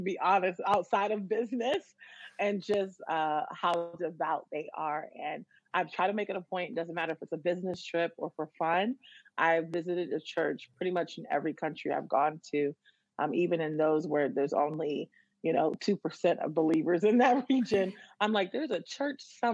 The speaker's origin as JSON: {"language": "English", "town": "Washington", "region": "District of Columbia", "country": "United States", "tie": "born or raised there", "said": "I was born and raised in the Washington, D.C. area"}